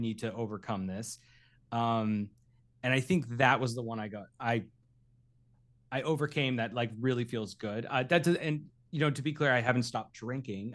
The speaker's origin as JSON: {"language": "English", "town": "Derry", "region": "New Hampshire", "country": "United States", "tie": "born or raised there", "moved": "yes", "lives_now": "Los Angeles, United States", "said": "I grew up in Derry, New Hampshire."}